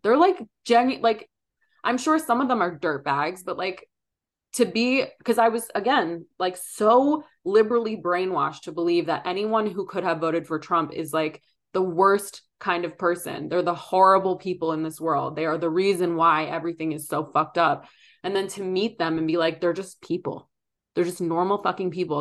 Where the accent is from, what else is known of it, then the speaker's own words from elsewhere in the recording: Philadelphia, Pennsylvania, United States; moved away; I grew up in Philly